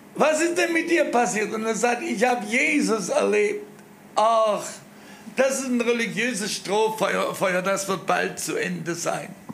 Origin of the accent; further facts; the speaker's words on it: Germany; wir noch als Deutsche